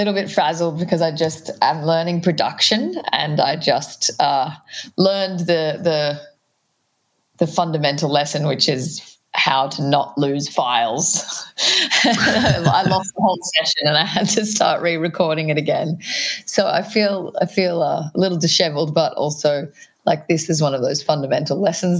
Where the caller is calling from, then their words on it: Brunswick, Victoria, Australia; I'm at home in Brunswick, Victoria.